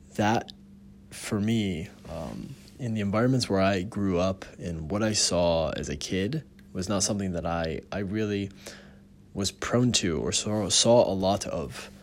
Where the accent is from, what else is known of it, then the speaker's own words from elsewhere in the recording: United States; being an American, we have so many privileges in the country itself